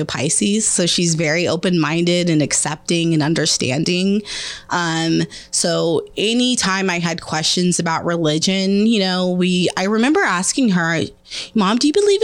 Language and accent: English; Kansas City, United States; I'm from Kansas City, born and raised